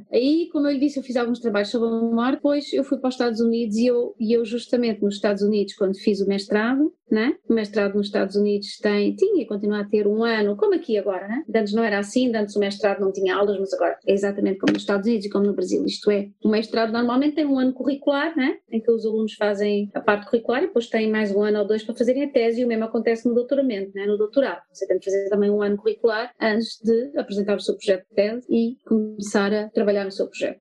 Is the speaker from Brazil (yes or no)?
no; Portugal; moved away as an adult; also born or lived in United States; eu sou portuguesa e cresci numa família católica